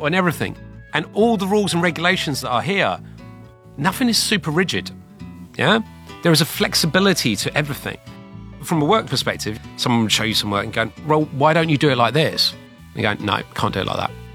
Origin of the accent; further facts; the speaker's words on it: London, United Kingdom; moved away; I'm from London which is difficult to tell now because I've obviously developed this very heavy Shanghainese accent